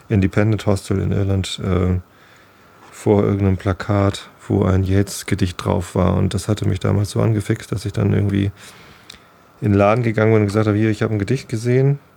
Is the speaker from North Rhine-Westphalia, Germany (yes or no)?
no; Hamburg, Germany; Ich wohne auf dem Land. Ich bin zwar Hamburger Jung, aber ich bin hier auf dem Lande groß geworden.